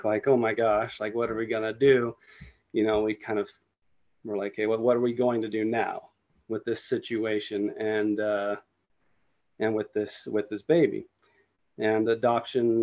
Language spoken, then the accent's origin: English; Utah, United States; I was born and raised here in Utah, and this is where I grew up, and this is where I live currently